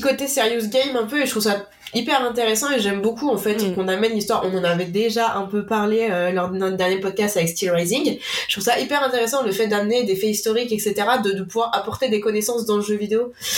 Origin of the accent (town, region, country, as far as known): France